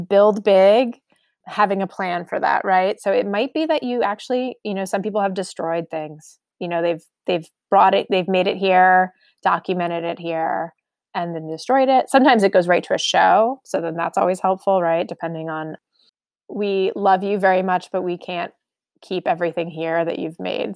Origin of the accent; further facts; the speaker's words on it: outside New York City, United States; now in Omaha, United States; I grew up outside New York City